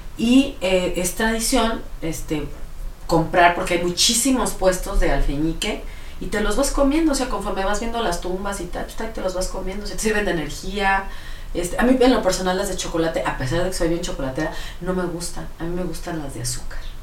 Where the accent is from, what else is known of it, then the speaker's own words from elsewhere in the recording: Mexico; como mexicanos